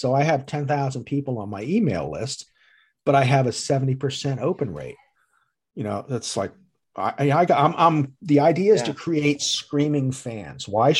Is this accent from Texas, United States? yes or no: yes; Texas, United States; Like, she'll even tell I'm a Dallas Cowboys fan because I came from Texas and this is Eagle country.